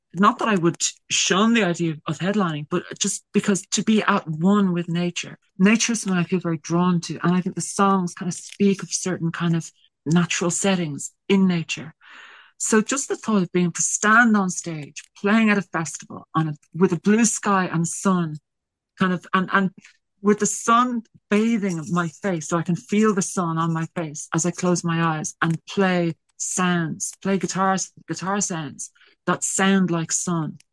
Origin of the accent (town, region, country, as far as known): Ireland